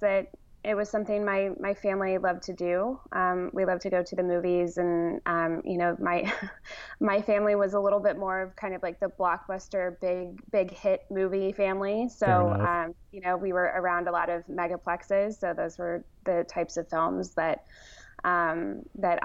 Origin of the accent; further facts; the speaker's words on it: Dallas, Texas, United States; also born or lived in Austin, Texas / New York; raised in the suburbs of Dallas